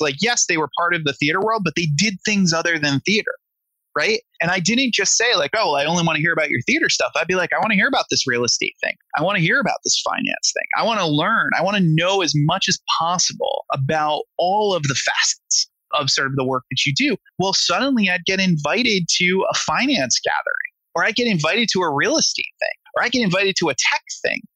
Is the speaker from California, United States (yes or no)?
no; Rhode Island, United States; moved away as an adult; now in New York, United States